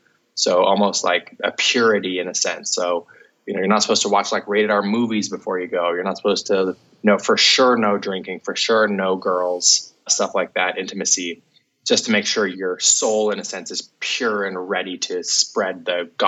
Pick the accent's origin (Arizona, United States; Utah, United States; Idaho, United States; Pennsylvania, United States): Utah, United States; Salt Lake City; I grew up in Salt Lake City, Utah, and grew up on the east side